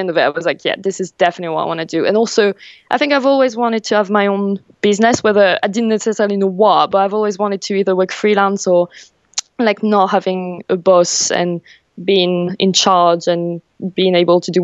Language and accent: English; Paris, Île-de-France, France; moved away as an adult; now in England, United Kingdom; I'm from Paris. I was born there and I grew up there. And a few years ago, I moved to England.